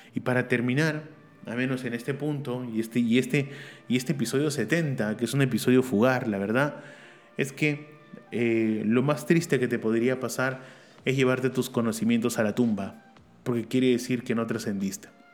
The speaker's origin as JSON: {"language": "Spanish", "country": "Peru", "said": "en mi país, Perú"}